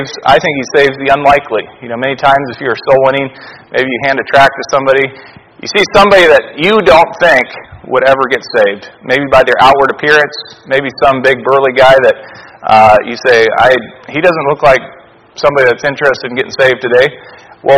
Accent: Alaska, United States; growing up in Alaska, I never saw that many big cities

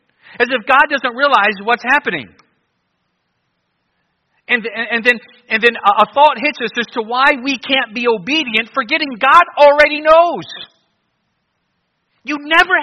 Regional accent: Cleveland, Ohio, United States; moved away as an adult; also born or lived in New Guinea; I grew up in Cleveland and I liked it.

